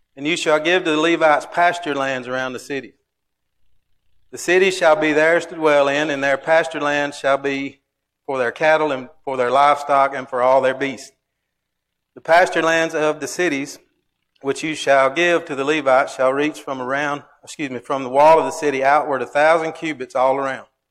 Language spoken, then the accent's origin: English; Alabama, United States; I'm from Alabama